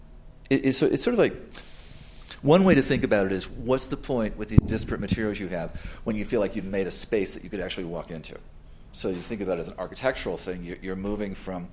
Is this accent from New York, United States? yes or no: yes; New York, United States; I'm a New Yorker.